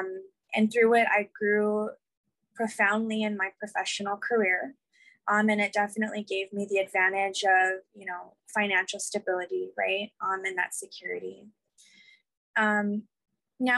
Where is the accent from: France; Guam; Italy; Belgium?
Guam; I was born and raised on Guam.